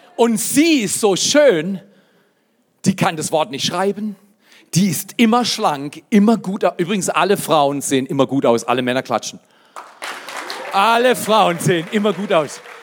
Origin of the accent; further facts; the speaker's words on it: Freiburg, Baden-Württemberg, Germany; moved away as an adult; also born or lived in Dallas / Fort McMurray, Canada / Black Forest; now in Hotzenwald, Germany; ich komme aus Freiburg